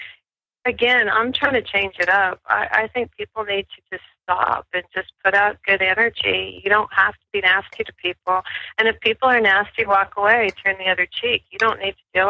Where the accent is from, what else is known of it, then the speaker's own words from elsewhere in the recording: Ohio and Michigan, Midwest, United States; moved away as an adult; also born or lived in New Mexico; I grew up in Ohio and Michigan, and then I moved out west when I was in my late 20s, early 30s